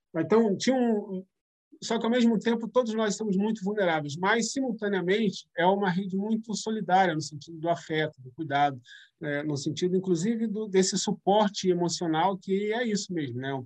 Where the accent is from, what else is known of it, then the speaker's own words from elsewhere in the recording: São Gonçalo, Rio de Janeiro, Brazil; now in Rio de Janeiro, Brazil; eu saí de São Gonçalo e passo, primeiro morando em São Gonçalo, mas atuando muito no Rio, inclusive com os movimentos coletivos, organizações, etc e depois morando efetivamente no Rio de Janeiro